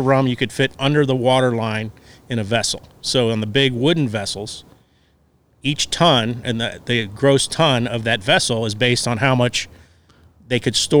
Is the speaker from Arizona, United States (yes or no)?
no; South Florida, United States; I grew up in South Florida, and I grew up going to the Bahamas my whole life.